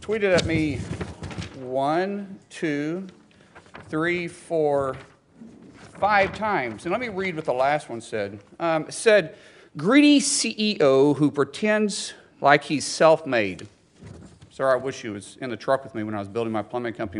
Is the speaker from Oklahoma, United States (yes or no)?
yes; Oklahoma, United States; I'm a guy from Oklahoma first.